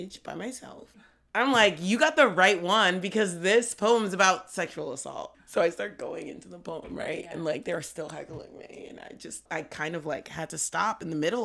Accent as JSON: {"language": "English", "town": "New York City", "region": "New York", "country": "United States", "moved": "as an adult", "lives_now": "Philadelphia, United States", "said": "I'm from East Harlem"}